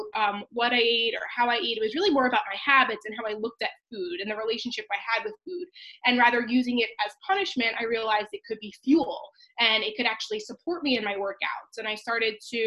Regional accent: Long Island, New York, United States; I grew up on Long Island, New York

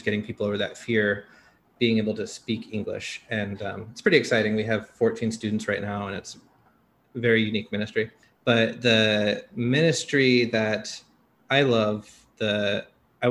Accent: Seattle, Washington, United States; moved away as an adult; now in Taiwan; I'm from Seattle, Washington

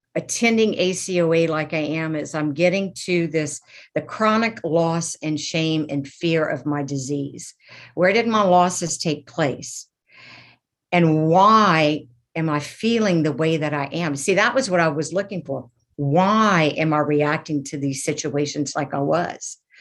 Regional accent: Lafayette, Louisiana, United States; I am from Lafayette, Louisiana

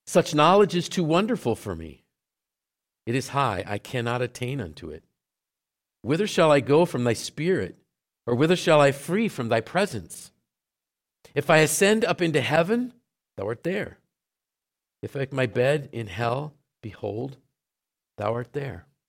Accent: Syracuse, New York, United States; I grew up in Syracuse

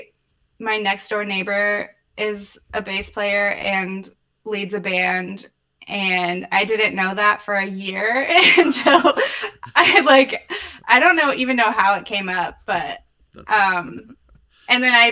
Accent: Indianapolis, Indiana, United States; I was born in Indianapolis. I lived in the city until I was 8. We moved to a suburb and I like went through high school there

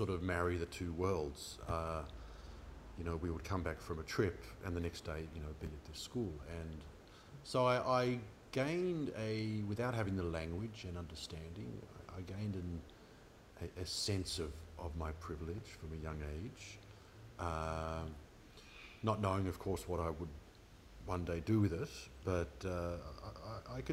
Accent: Melbourne, Victoria, Australia; also born or lived in Asia; I was born in Melbourne

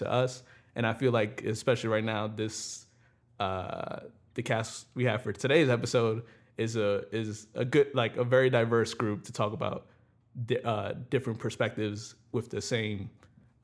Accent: New York City, New York, United States; growing up in the Bronx

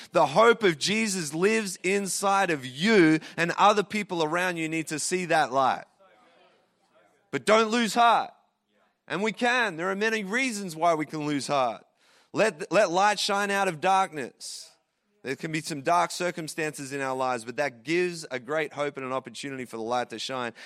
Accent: Traralgon, Victoria, Australia; moved away as an adult; also born or lived in Sydney, Australia / Calgary, Canada; now in Toronto, Canada; I grew up in Terralgan in Victoria, Australia, small country town there

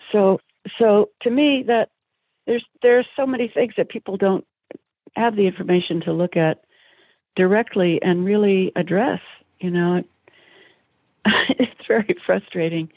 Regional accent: East Bay, California, United States; also born or lived in Pleasant Hill / San Francisco; I grew up in the East Bay

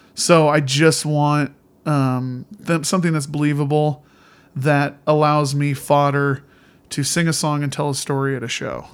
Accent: Indiana, United States; moved away; also born or lived in Montana; I grew up in Indiana, uh, as a little kid

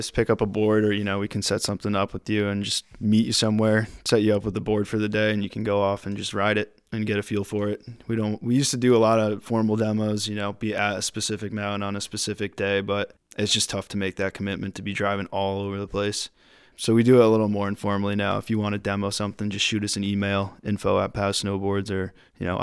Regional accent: Connecticut, United States; I'm from Connecticut originally

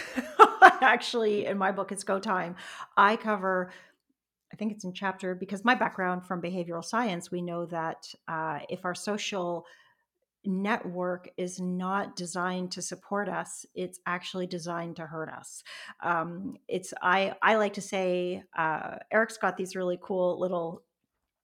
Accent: Canada; also born or lived in Toronto; now in British Columbia, Canada; I'm a Canadian, and I've moved across the country from Toronto to British Columbia. I now live on the coast

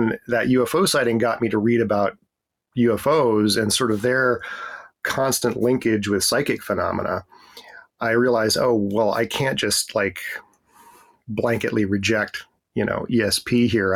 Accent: foothills outside of Denver, Colorado, United States; moved away as an adult; also born or lived in Atlanta, Georgia; now in Washington, D.C., United States; I grew up in Colorado in the United States, in the foothills outside of Denver

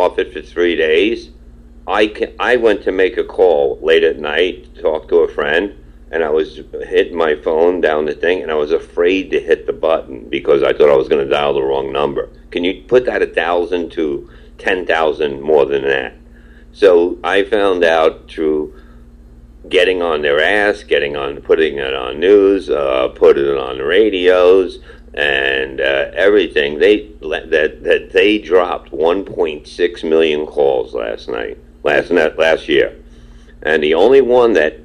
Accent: New York City, New York, United States; I grew up in Brooklyn, Staten Island, and we were badass

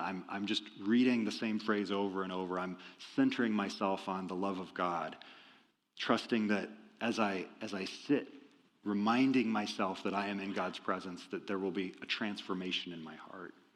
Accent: Iowa, United States; moved away; I'm from Iowa originally.

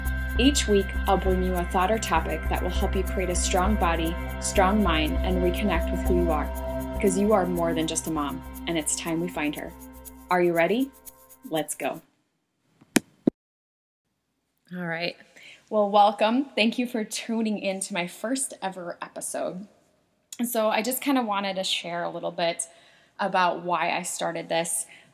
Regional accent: South Dakota, United States; now in Minnesota, United States; I moved up here, back in 2004 from South Dakota, small town.

